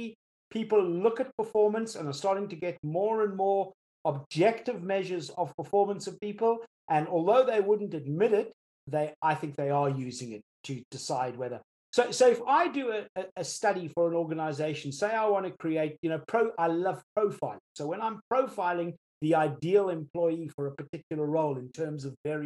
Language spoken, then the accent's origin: English; South Africa; now in United Kingdom; I'm South African born